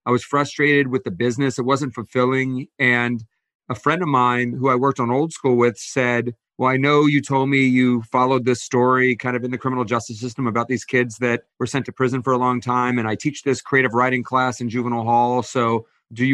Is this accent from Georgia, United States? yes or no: yes; Atlanta, Georgia, United States; now in Los Angeles, United States; Yeah, I came out from Atlanta right after college